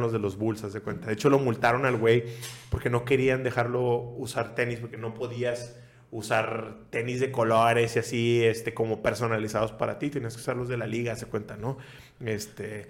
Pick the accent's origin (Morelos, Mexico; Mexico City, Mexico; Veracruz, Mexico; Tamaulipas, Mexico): Tamaulipas, Mexico; Nuevo Laredo; Yo soy de Nuevo Laredo